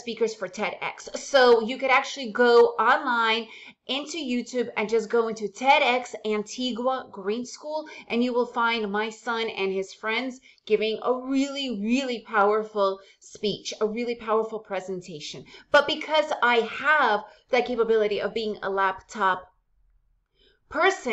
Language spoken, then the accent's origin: English; United States; first language Russian; English is a second language; moved away as an adult; also born or lived in Soviet Union; now in Central America; because we moved to the United States when I was around 6 years old, English is my main language